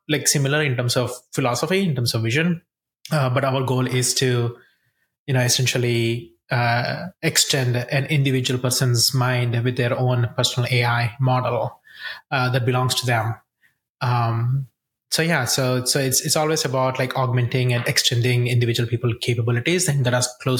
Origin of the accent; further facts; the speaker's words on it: India; moved away as an adult; also born or lived in Columbia, Missouri, United States; now in United States; I grew up in India